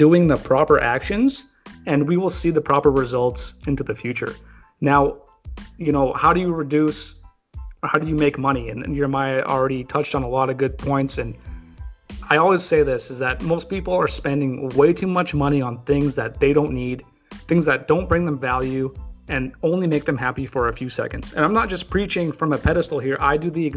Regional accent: Canada; as a Canadian

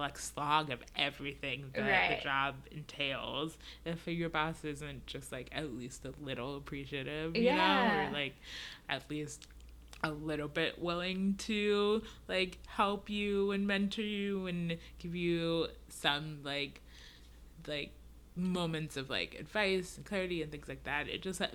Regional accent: Nigeria; born there; They're immigrants. I was born in Nigeria.

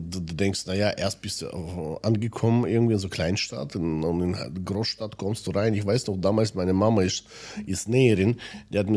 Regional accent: Siberia, Russia; German is a second language; moved away; Ich komme selber aus Sibirien, also bei uns war es damals kalt.

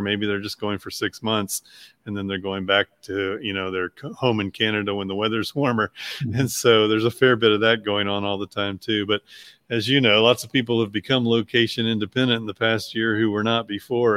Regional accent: Shenandoah Valley, Virginia, United States; moved away as an adult; also born or lived in Nashville, Tennessee / New York; I was born in Virginia in the Shenandoah Valley and uh, went to college in Virginia

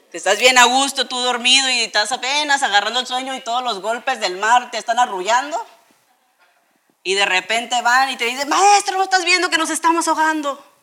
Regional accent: Tijuana, Baja California, Mexico; muchos de nosotros crecimos, chicos, aquí en Tijuana y cuando íbamos en la calafia o cuando íbamos en los camiones

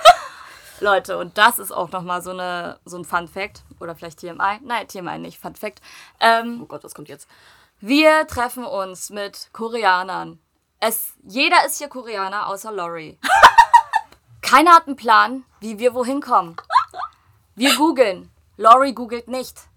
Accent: Germany; ich bin komplett dort aufgewachsen

